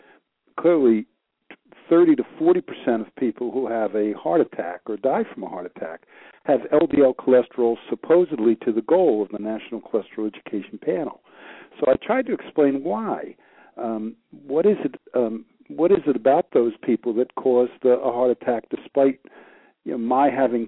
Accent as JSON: {"language": "English", "town": "Peekskill", "region": "New York", "country": "United States", "tie": "born or raised there", "moved": "as an adult", "lives_now": "Hilton Head Island, United States", "said": "I was born and raised in New York, practiced in New York for about 15 years"}